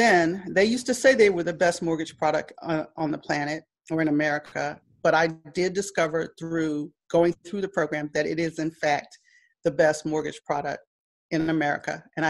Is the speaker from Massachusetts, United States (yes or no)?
no; Washington, District of Columbia, United States; I consider myself a child of the Civil Rights Movement. I was born in 1961 in Washington, D.C., in what was then Freedmen's Hospital.